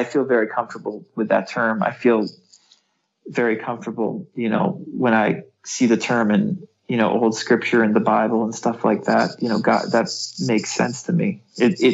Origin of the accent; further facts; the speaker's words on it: New England, United States; I was born in New England, in the United States